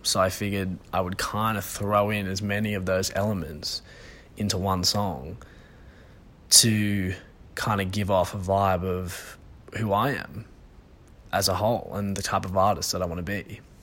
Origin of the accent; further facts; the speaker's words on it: Sydney, New South Wales, Australia; I'm from Sydney originally